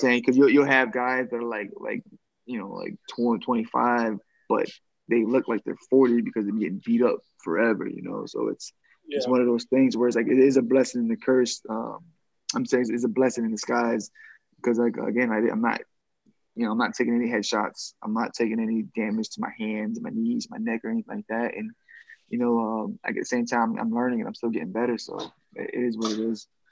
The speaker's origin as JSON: {"language": "English", "town": "Boston", "region": "Massachusetts", "country": "United States", "tie": "born or raised there", "said": "my hometown in Boston"}